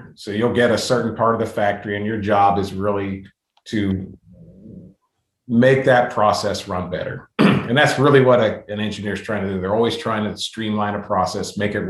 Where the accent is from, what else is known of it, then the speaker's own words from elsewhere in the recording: Western Pennsylvania, United States; I grew up in Western Pennsylvania